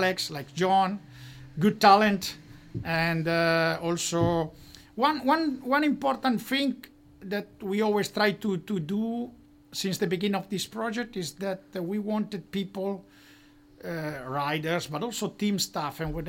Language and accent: English; Monza, Lombardy, Italy; I was born in Monza.